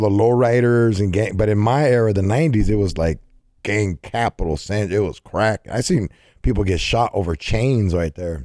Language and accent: English; California, United States; I'm from Cali